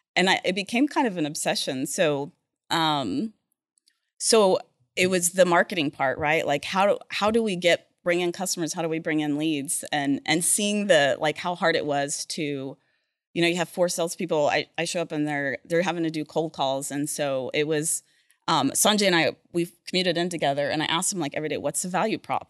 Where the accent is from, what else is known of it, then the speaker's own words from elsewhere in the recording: Oklahoma City, Oklahoma, United States; moved away; also born or lived in Texas / Norman, Oklahoma / Edmond, Oklahoma; I grew up in Oklahoma and Texas